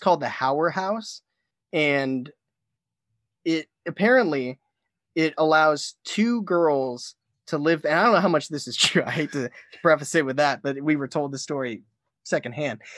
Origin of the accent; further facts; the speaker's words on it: Ashtabula, Ohio, United States; I'm actually from Ashtabula, Ohio